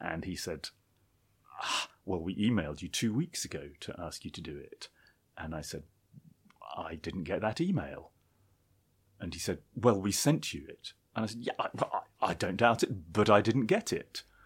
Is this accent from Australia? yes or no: no; United Kingdom; being British